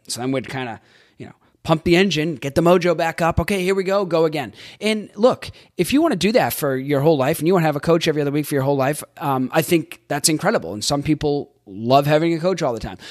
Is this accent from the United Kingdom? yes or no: no; Boston, Massachusetts, United States; I'm from Boston, and I grew up in a, um, the Northeast